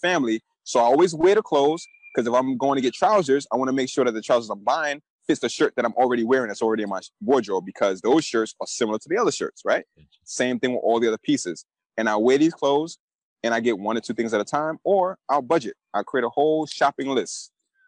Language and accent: English; New York City, New York, United States; A kid who's born and raised in Brooklyn, New York, you know, I came up in the 90s.